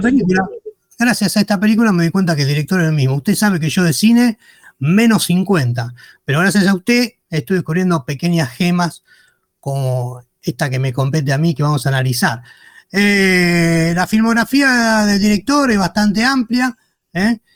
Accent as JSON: {"language": "Spanish", "country": "Argentina", "said": "nosotros como argentinos"}